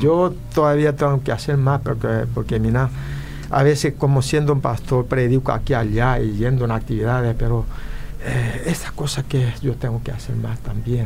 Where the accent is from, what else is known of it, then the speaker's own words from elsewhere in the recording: Paraguay; also born or lived in Korea (ancestry); now in California, United States; yo soy paraguayo